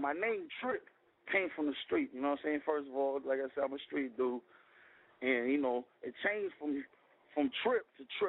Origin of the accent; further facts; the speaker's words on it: Trinidad & Tobago; now in United States; Well, I'm from Trinidad